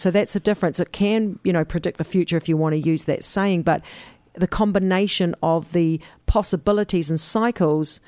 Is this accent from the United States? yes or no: no; New Zealand; We do the date round the other way in New Zealand